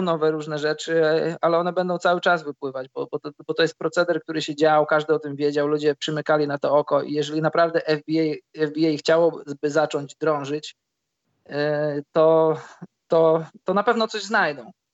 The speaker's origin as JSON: {"language": "Polish", "country": "Poland", "moved": "yes", "said": "jestem z Polski"}